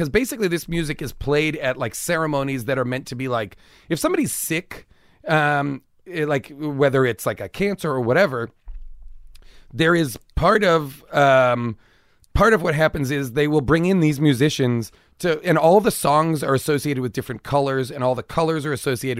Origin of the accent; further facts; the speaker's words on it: United States; I'd be like waving my passport, being like, I'm American.